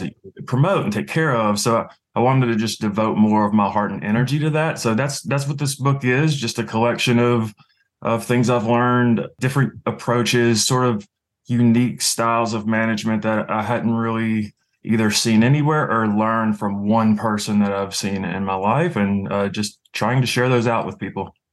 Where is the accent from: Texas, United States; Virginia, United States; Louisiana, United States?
Louisiana, United States; also born or lived in Chicago / San Francisco; now in New England, United States; I was born and raised in Louisiana